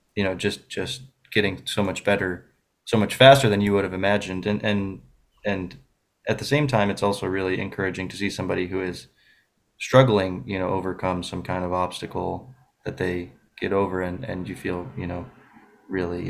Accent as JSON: {"language": "English", "town": "Buffalo", "region": "New York", "country": "United States", "said": "I'm from Buffalo, New York."}